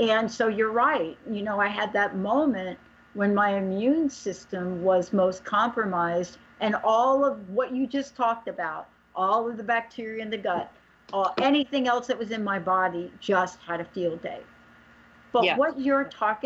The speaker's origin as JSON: {"language": "English", "region": "East Coast", "country": "United States", "moved": "yes", "said": "I'm a girl from the East Coast"}